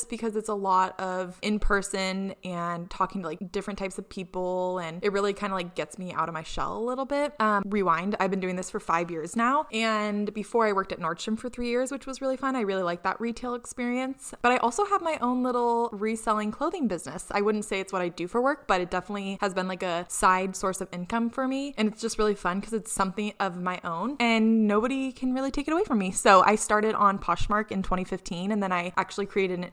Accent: Tacoma, Washington, United States; I grew up in Washington as well. Really like the Tacoma University Place area

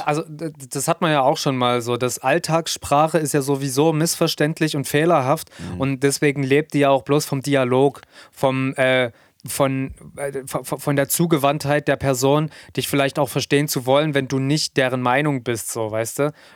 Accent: Germany; hier bei uns in Deutschland

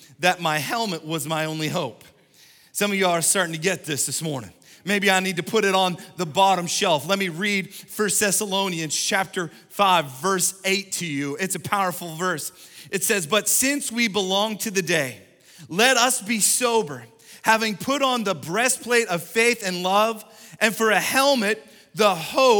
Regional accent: Canada; moved away; Growing up in Canada

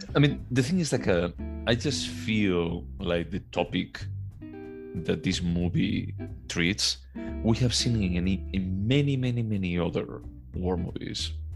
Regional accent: Galicia, Spain; born or raised there; moved away

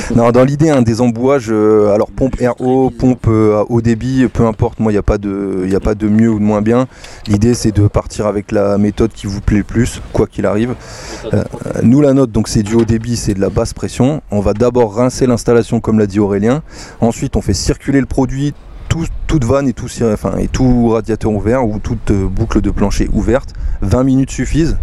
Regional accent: Soissons, Hauts-de-France, France; moved away as an adult; je suis aussi un Picard euh, qui est parti en exode

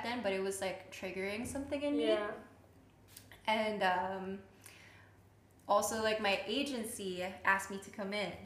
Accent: Philippines; in my culture, too, so I'm Filipino

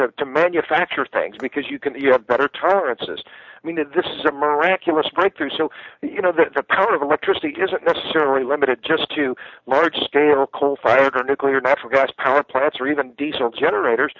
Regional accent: Tulsa, Oklahoma, United States; now in Austin, United States; I grew up in Tulsa

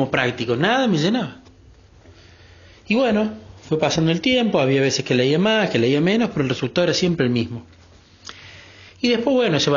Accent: Córdoba, Argentina; Yo soy …, soy de Córdoba, Argentina.

